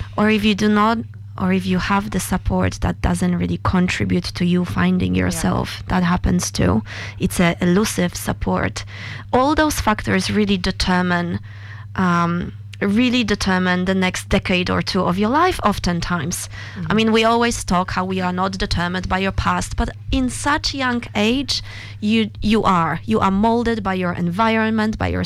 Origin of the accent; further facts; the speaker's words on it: Poland; moved away; I grew up in Poland